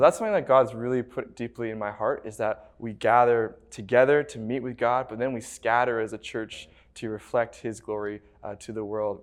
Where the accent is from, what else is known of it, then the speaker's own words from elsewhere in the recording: Abbotsford, British Columbia, Canada; Born and raised in Abbotsford